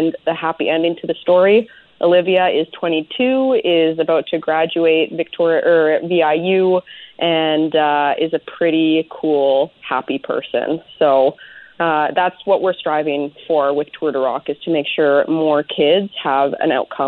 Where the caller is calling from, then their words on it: Chemainus, British Columbia, Canada; I am calling you from Chemainus.